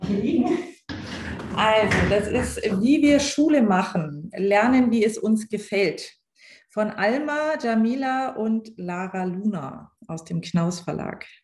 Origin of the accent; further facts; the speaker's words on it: Schleswig-Holstein, Germany; now in Bavaria, Germany; ich komme ja ursprünglich aus Schleswig-Holstein